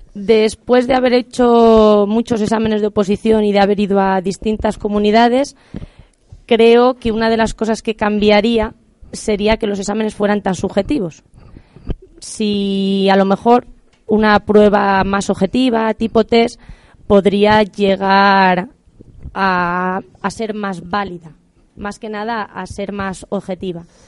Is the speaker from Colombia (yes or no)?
no; Aldearrodrigo, Castile and León, Spain; also born or lived in Salamanca; Yo soy de un pueblo muy pequeñito de Salamanca que se llama Aldea Rodrigo